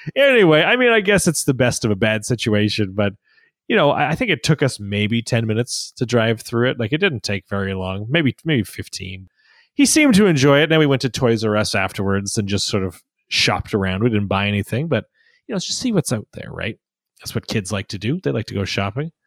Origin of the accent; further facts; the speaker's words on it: Saskatchewan, Canada; I grew up in Saskatchewan